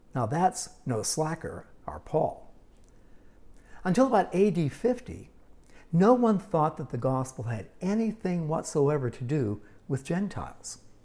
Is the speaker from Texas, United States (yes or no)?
no; Pittsburgh, Pennsylvania, United States; also born or lived in Yuma, Arizona / Arizona; now in San Diego, United States; growing up in Pittsburgh